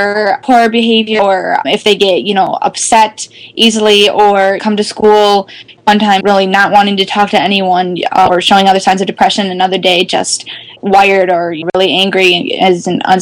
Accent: Wisconsin, United States; I'm from Wisconsin

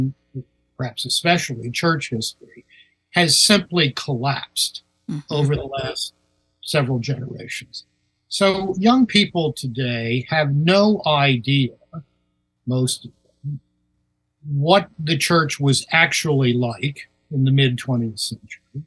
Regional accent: Baltimore, Maryland, United States; moved away as an adult; also born or lived in Toronto / Seattle; now in Washington, United States; I was born in Baltimore, grew up there

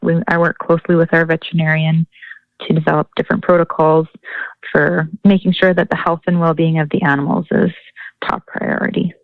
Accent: Leduc County, Alberta, Canada; I'm from Leduc County, Alberta.

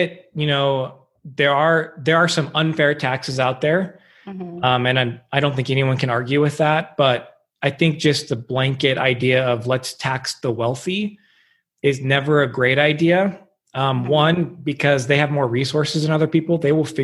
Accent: Huntington Beach, California, United States; I grew up in Huntington Beach, California, Southern California.

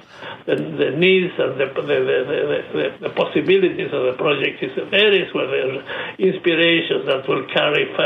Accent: San Miguel de Tucumán, Tucumán, Argentina; now in United States; my hometown, Tucumán, in northwest Argentina

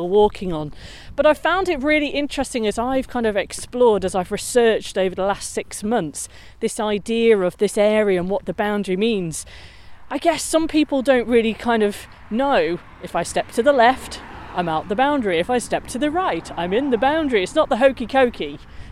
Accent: Hadfield, East Midlands, United Kingdom; I'm from Hadfield

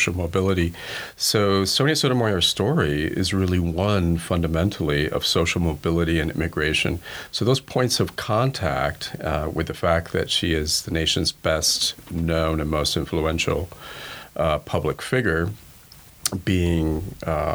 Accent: Cuba; English is a second language; also born or lived in Spain; now in United States

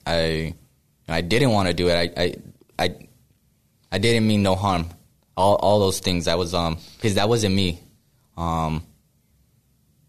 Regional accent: Riverside, California, United States; moved away as an adult; now in Sacramento, United States; I'm from, you know, Riverside. I'm from Southern California. I basically grew up around all the, you know, the Southern Hispanic kind of culture

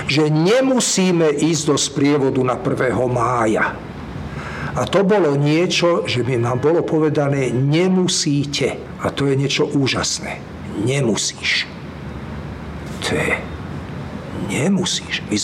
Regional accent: Slovakia; moved away as an adult; now in Israel; som z Československa

